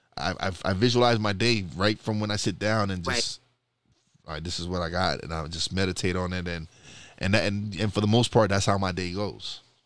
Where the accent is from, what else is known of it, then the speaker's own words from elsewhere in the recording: New York City, New York, United States; moved away as an adult; I'm a Brooklyn boy.